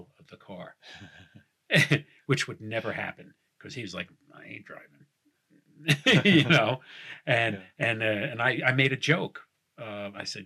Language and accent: English; New York, United States; I'm from New York